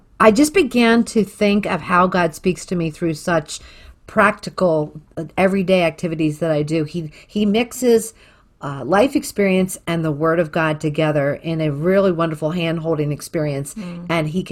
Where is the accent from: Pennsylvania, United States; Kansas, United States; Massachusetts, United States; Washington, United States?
Pennsylvania, United States; Philadelphia; moved away; growing up in Northeast Philadelphia and the heat of living up there in our row house